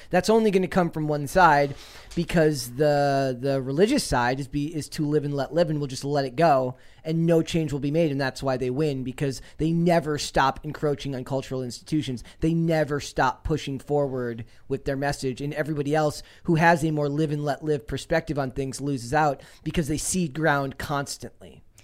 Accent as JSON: {"language": "English", "region": "Minnesota", "country": "United States", "tie": "born or raised there", "said": "I'm from Minnesota"}